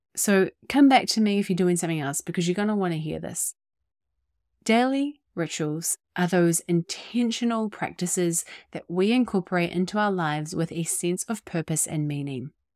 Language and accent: English; New Zealand; also born or lived in Bay of Islands, New Zealand; I was born and raised in our little piece of paradise down here in Aotearoa, New Zealand